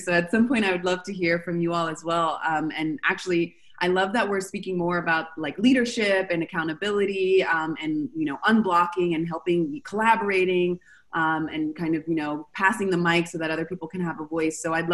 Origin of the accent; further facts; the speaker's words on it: Los Angeles, California, United States; moved away; also born or lived in Argentina; I'm from Los Angeles